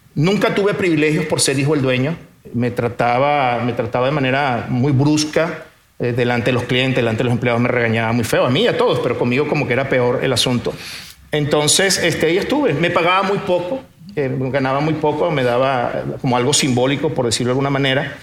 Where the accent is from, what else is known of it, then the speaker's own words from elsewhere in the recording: Venezuela; moved away as an adult; also born or lived in Portugal; now in Monterrey, Mexico; nací en Portugal, me me crié en Venezuela, pero ahora soy mexicano de corazón